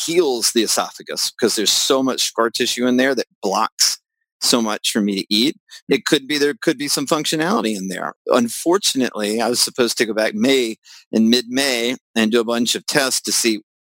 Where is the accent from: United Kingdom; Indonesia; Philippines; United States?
United States; the South; I'm from the South